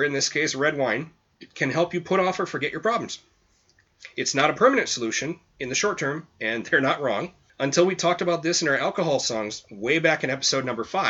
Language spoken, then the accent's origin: English; Wausau, Wisconsin, United States; moved away as an adult; also born or lived in Iowa / Virginia / Washington State; I grew up in Wausau and lived away for, I mean, cumulative of 11 years